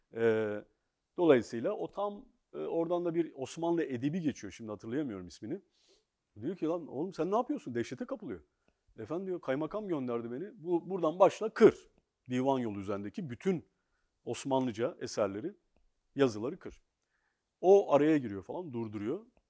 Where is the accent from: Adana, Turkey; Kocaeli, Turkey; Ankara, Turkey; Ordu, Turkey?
Ankara, Turkey; Ben bir gecekondu çocuğuyum. Ankara'nın, aslında Türkiye'nin ilk gecekondu mahallesinde doğdum, büyüdüm.